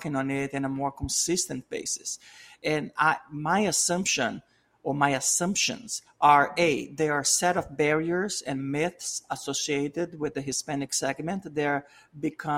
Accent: Brazil; English is a second language; moved away as an adult; now in United States; I'm from Latin America. I'm from South America, from Brazil. I came to the US 25 years ago.

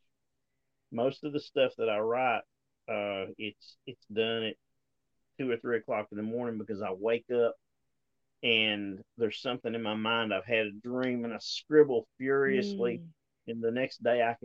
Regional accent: Appalachia, United States; moved away as an adult; now in Arkansas, United States; I've lived in Appalachia my entire life up until the last 3 or 4 years, and I moved out here.

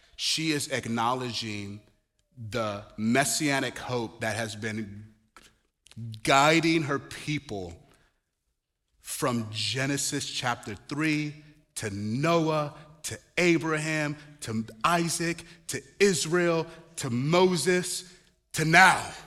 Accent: Nigeria; moved away; also born or lived in Chicago; I'm Nigerian.

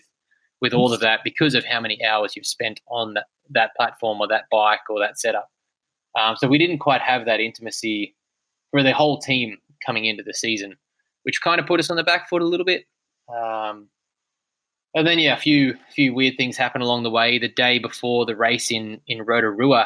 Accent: Australia; my home country

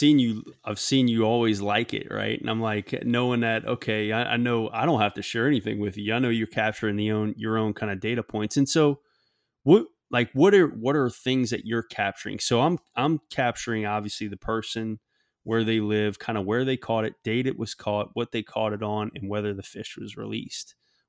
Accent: Tampa, Florida, United States; growing up in the Tampa area, you know, really kind of growing up, seeing big fish at a young age

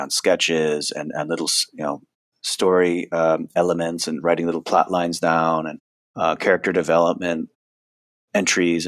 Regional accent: Connecticut, United States; I'm from Connecticut and all my friends and family are there

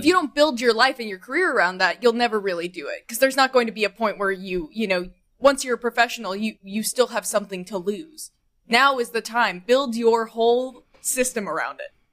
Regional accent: Nashville, Tennessee, United States; I grew up in Nashville

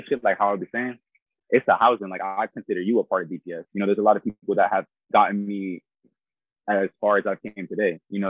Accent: Haverhill, Massachusetts, United States; moved away; also born or lived in Florida; I was born in Haverhill, Massachusetts

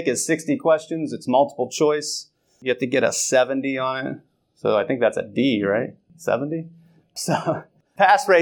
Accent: Northwest Ohio, United States; I'm from Northwest Ohio

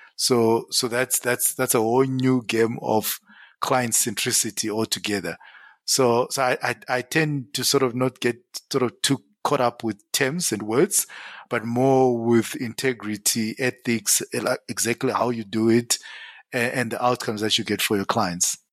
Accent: Zimbabwe; moved away as an adult; now in South Africa; born and bred in Zim

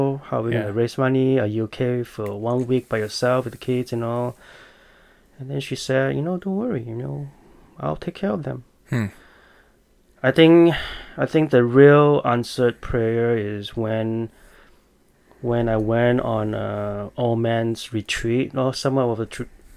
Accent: Malaysia; moved away as an adult; now in United States; I was born in Malaysia

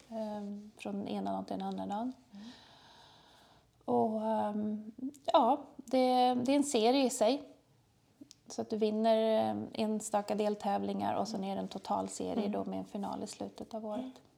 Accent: Trosa, Södermanland, Sweden; moved away as an adult; now in Malmö, Sweden; Vi kommer egentligen från Trosa, världens ände, från början.

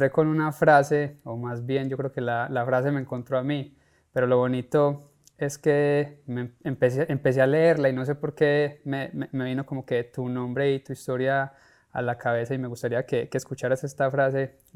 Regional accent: Colombia; soy colombiano, crecí, como lo dije, viendo padres e hijos por muchísimos años

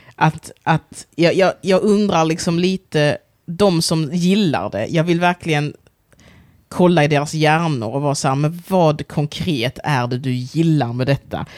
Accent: Sweden; also born or lived in Angola; kulturellt sett så är jag ju svensk. Jag är uppvuxen i Sverige

